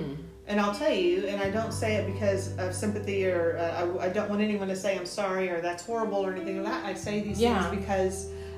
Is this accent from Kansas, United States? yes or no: no; Austin, Texas, United States; also born or lived in Gary, Indiana; I grew up on the east side. On the east side? Yeah, I grew up in Riverside